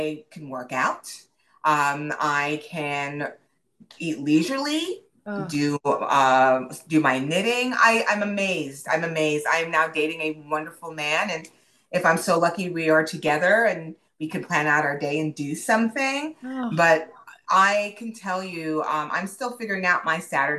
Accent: New York City, New York, United States; moved away as an adult; now in Dallas, United States; So I am a transplant living in the Dallas area. I grew up in Manhattan in the Bronx

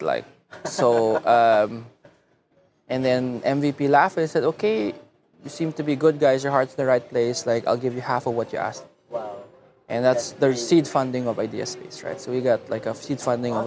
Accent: Muntinlupa, Metro Manila, Philippines; also born or lived in Los Angeles, United States / Davao; now in San Francisco, United States; I grew up in Alabang

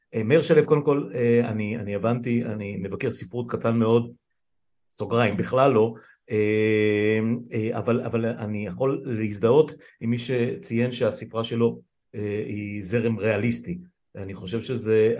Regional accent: Afula, Northern District, Israel; אני גדלתי, נולדתי בעמק יזרעאל, גדלתי בליבה שלהם בעפולה

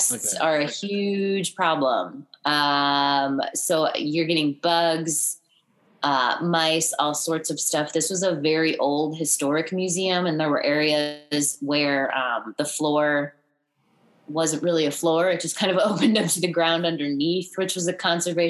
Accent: Missouri, United States; moved away as an adult; also born or lived in New York / Santa Barbara / Los Angeles; now in Florida, United States; I grew up mostly in Missouri. We moved there when I was in elementary school, lived there for a long time. I went to college there

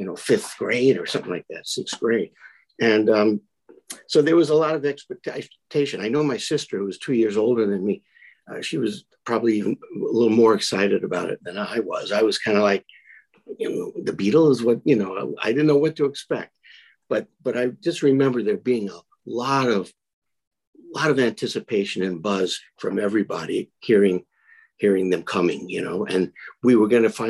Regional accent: New York City, New York, United States; I was like 9 or 10 years old, growing up in Brooklyn

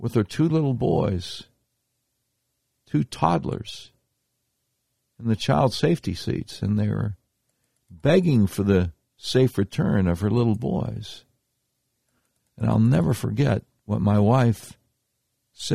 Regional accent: Charlotte, North Carolina, United States; I used to do talk radio for a little while in my hometown of Charlotte, North Carolina

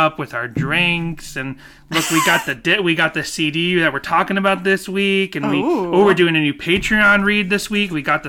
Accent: Boston, Massachusetts, United States; accent: Boston; moved away; my old stomping ground, Boston.

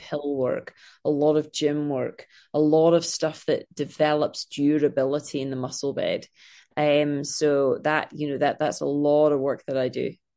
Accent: Scotland, United Kingdom; now in Los Angeles, United States; I am from Scotland, as you can tell by my crazy accent.

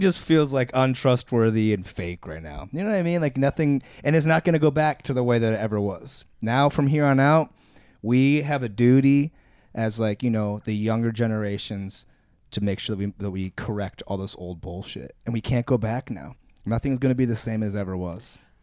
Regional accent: Akron, Ohio, United States; moved away; I'm from Akron

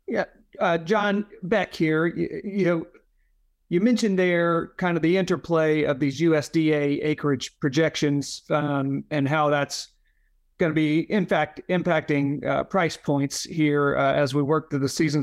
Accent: Leland, Mississippi, United States; now in Memphis, United States; I had friends from my hometown in Leela, Mississippi

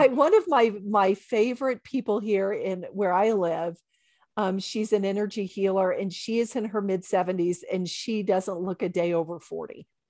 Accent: Bible Belt, the South, United States; I was raised in the Bible Belt

